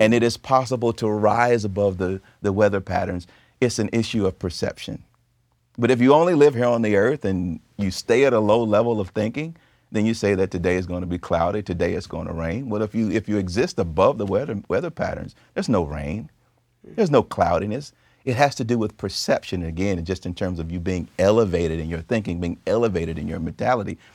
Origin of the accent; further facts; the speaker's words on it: the South, United States; I grew up in the South